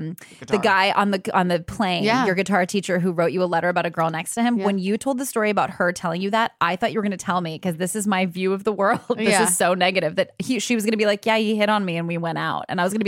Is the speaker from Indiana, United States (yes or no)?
no; Los Angeles, California, United States; also born or lived in Vancouver, Canada; now in New York, United States; I grew up in Los Angeles, California with Republican parents.